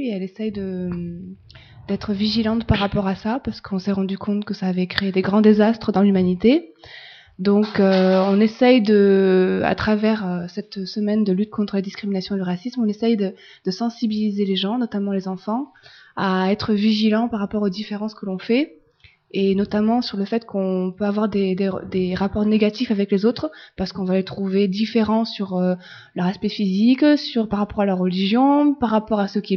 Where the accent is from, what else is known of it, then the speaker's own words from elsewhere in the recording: France; Euh, non, parce qu'en fait, je suis française, je suis blanche de peau, j'ai les yeux bleus, j'ai les cheveux clairs